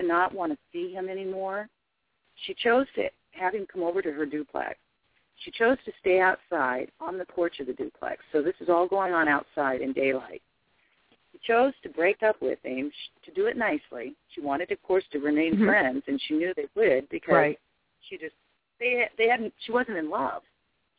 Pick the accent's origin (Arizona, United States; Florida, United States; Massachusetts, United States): Arizona, United States; I'm from Arizona of mixed Indian blood